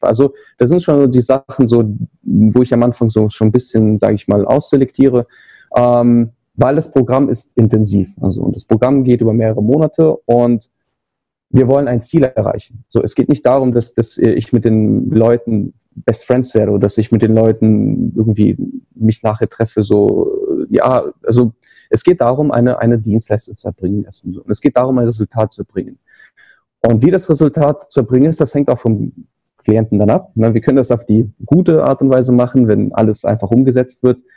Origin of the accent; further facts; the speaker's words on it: Trier, Rhineland-Palatinate, Germany; moved away as an adult; now in Kyiv, Ukraine; Also ursprünglich komme ich aus Trier, ne? das mhm. ist ja äh, Richardson, äh, wo ich da an der Uni war. Äh, aber nach dem Studium bin ich nach Kiew gezogen, in die Ukraine.